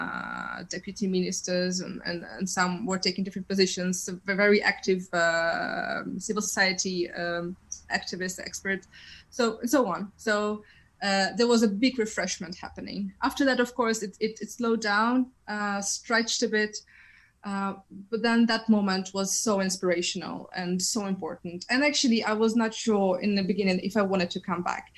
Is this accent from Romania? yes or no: no; Ukraine; moved away; I'm coming from Ukraine